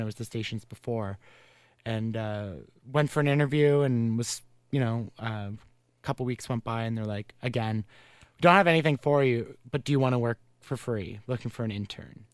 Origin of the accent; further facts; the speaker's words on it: Carleton Place, Ontario, Canada; my hometown